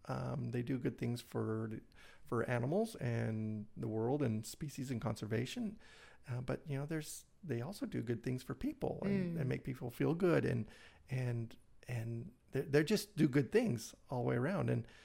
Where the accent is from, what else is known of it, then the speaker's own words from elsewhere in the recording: Brighton, Michigan, United States; Yeah, Brighton area.